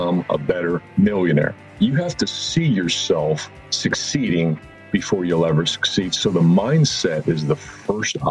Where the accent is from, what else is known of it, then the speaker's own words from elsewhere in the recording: Fort Worth, Texas, United States; I grew up in Fort Worth